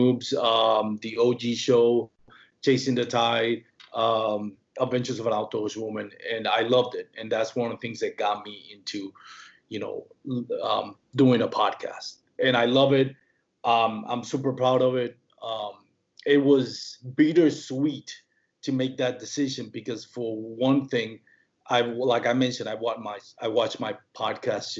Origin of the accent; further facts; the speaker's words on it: Puerto Rico; first language Spanish; English is a second language; moved away; I'm from Puerto Rico. My first language is Spanish. You know, that's where I grew up talking.